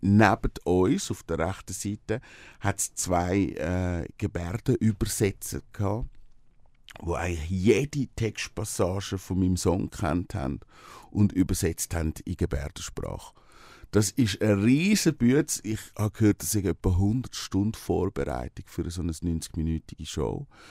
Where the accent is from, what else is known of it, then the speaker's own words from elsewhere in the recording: Switzerland; also born or lived in Brazil; ich bin am See aufgewachsen